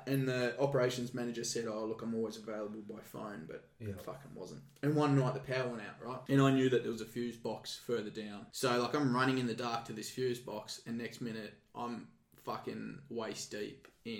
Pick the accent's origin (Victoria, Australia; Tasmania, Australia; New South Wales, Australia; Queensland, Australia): Tasmania, Australia; And at the time when I came from Tasmania, there was no sort of restraints training.